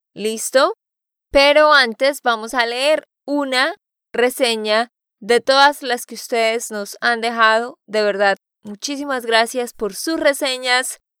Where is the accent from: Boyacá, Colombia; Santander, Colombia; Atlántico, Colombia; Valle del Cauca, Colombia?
Santander, Colombia; de Santander, Colombia